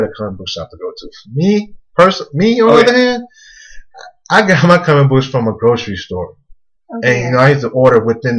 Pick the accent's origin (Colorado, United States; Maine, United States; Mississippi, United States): Mississippi, United States; I'm from the country, man. I'm from Mississippi